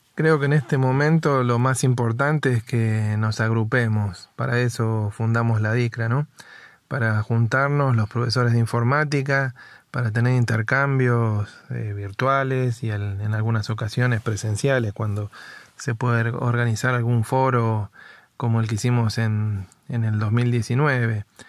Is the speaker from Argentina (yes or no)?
yes; Buenos Aires, Argentina; yo soy de Capital Federal